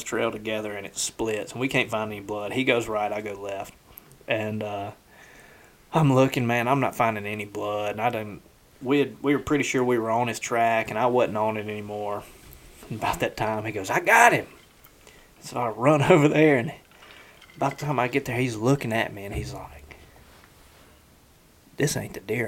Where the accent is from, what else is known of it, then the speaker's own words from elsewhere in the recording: the South, United States; we're from the South